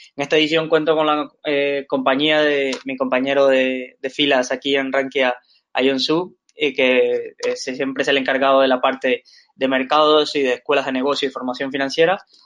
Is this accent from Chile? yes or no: no; Valencia, Valencian Community, Spain; somos de aquí de Valencia